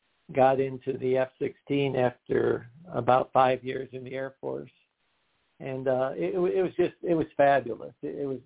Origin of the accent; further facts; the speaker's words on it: Lower Michigan, United States; moved away as an adult; also born or lived in Germany; I grew up in Lower Michigan in a small town